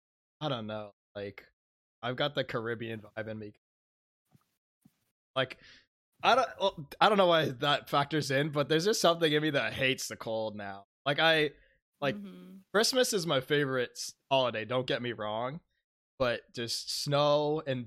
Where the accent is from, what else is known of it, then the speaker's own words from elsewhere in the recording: Boston, Massachusetts, United States; I grew up in South Boston